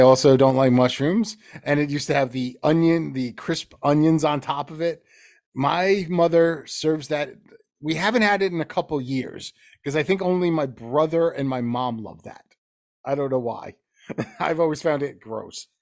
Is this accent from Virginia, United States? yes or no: no; Teaneck, New Jersey, United States; my hometown, we would play, and that's in Teaneck, New Jersey